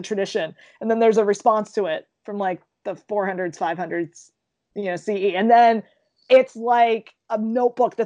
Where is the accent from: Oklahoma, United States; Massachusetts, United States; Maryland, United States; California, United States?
Maryland, United States; Baltimore; I'm from Baltimore